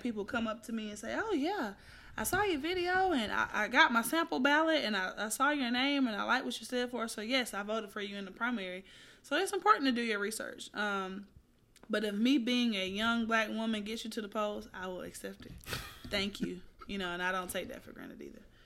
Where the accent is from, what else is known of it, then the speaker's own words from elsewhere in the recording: Atlanta, Georgia, United States; now in Houston, United States; from Southwest Atlanta, who moved to Houston